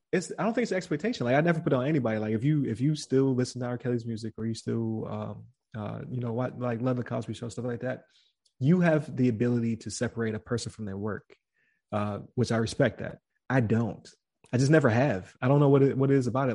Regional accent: Buffalo, New York, United States; I'm from Buffalo, New York

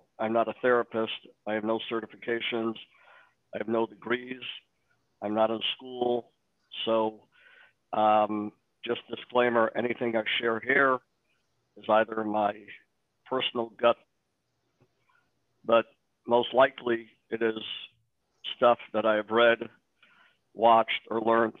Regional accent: Detroit, Michigan, United States; I am from Detroit, born and bred here, 43 years old, married, 6 children

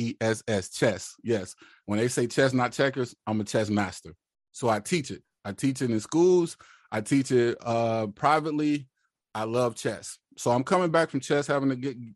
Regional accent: West Coast, United States; also born or lived in Mississippi; now in San Diego, United States; I was born in the South and I was raised in the West

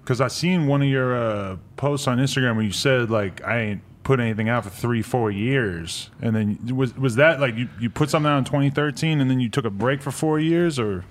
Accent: New Hampshire, United States; moved away as an adult; now in New York, United States; I'm from New Hampshire, right outside Boston

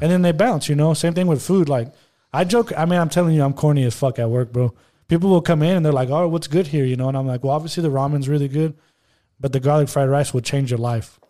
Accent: Monterrey, Nuevo León, Mexico; first language Spanish; English is a second language; I was in Monterrey, like, six months out of the year until I was, like, eighteen

